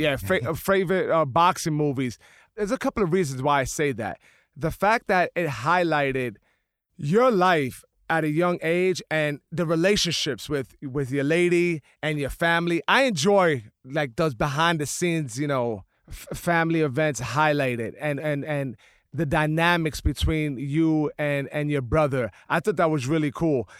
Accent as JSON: {"language": "English", "town": "New York City", "region": "New York", "country": "United States", "tie": "born or raised there", "also_born_or_lived": "The Bronx", "said": "I grew up in the Lower East Side"}